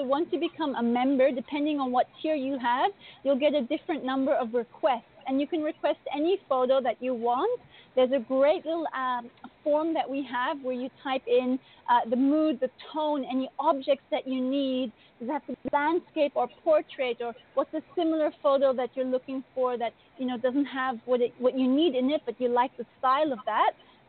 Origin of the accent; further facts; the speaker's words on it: India; also born or lived in Asia; now in Bali, Indonesia; I grew up in India and Asia, and I'm currently living in Indonesia in Bali.